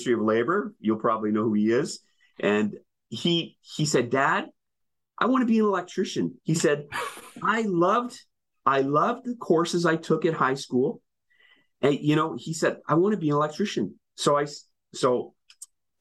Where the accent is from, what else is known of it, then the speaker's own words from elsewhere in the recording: Winnipeg, Manitoba, Canada; moved away; I'm originally from Winnipeg. I went to what was called the vocational school.